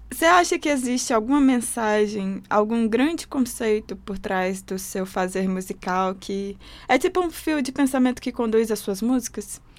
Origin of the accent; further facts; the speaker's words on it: Maranhão, Brazil; Eu sou maranhense também, sabe?